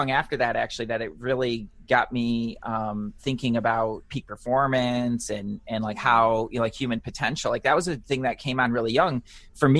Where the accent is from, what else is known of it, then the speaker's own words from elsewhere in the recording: Detroit, Michigan, United States; moved away as an adult; I grew up in the Midwest. So I grew up in Detroit. I lived there pretty much my whole life